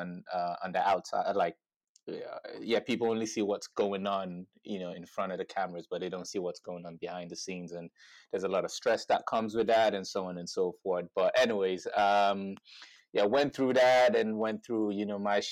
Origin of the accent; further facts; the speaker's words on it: Dublin, Leinster, Ireland; So I grew up in Dublin, first and foremost